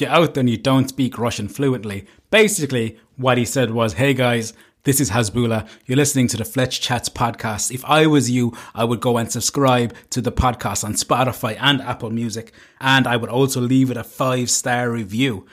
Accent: Cork, Munster, Ireland; I'm from Cork

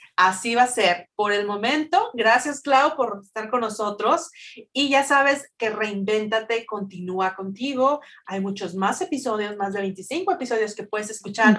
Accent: Mexico; moved away; cuando éramos niños en México

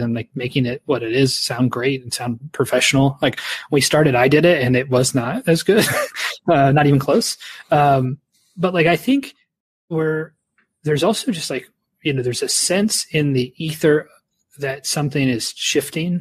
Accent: Canada; my child was born here, you know, I'm a Canadian

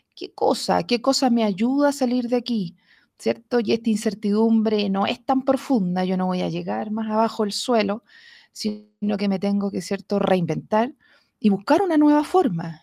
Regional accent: Talca, Maule, Chile; yo nunca fui mujer de campo, a pesar de que nací en Talca

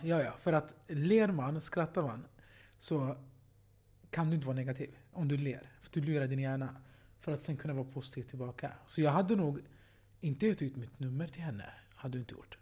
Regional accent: Sweden; jag är ny svensk, jag är född i Sverige. Fast med invandrarbakgrund

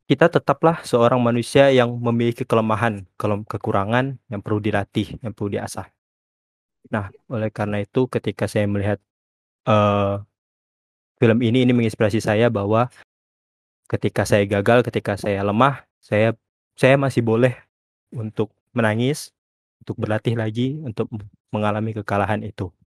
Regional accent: Pontianak, West Kalimantan, Indonesia; saya asalnya dari Pontianak.

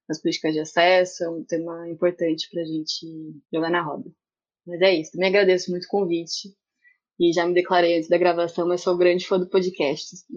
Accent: interior of São Paulo, Brazil; moved away as an adult; now in Niterói, Brazil; sou do interior de São Paulo, mudei para Niterói para ir para a UF.

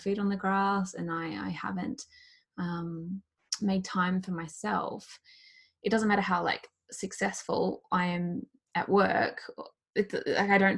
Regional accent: Australia; I'm Australian

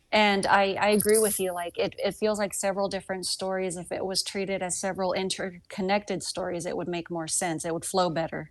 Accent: the South, Southern United States, United States; accent: Southern; my Southern accent just got thicker

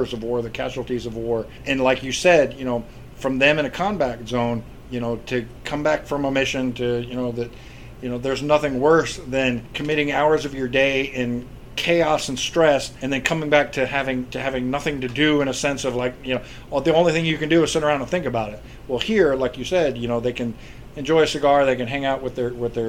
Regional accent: Ohio, United States; moved away; I grew up in Ohio

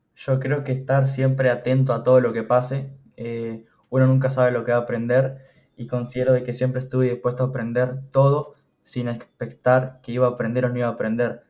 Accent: Uruguay; tengo 22 años, soy de Uruguay

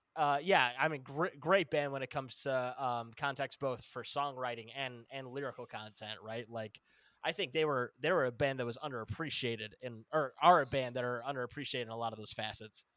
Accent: Northern Illinois, United States; I'm from the Northern Illinois area

